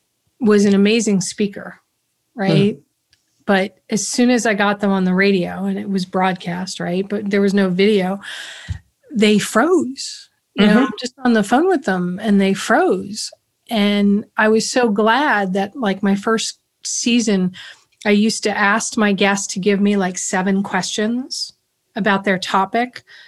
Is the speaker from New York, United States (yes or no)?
yes; Yonkers, New York, United States; also born or lived in Brooklyn / Bronx; Yeah, I was born in Brooklyn, raised in the Bronx for the first 3 years and then Yonkers. And I don't have the accent.